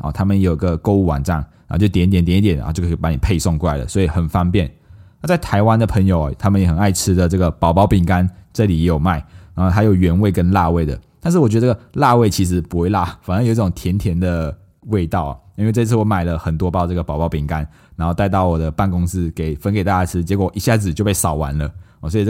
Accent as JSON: {"language": "Chinese", "country": "Malaysia", "accent": "Malaysian", "moved": "yes", "lives_now": "Taiwan", "said": "我就说没有办法，来台湾这么久了，已经入乡随俗，没有了这个马来西亚的口音了。"}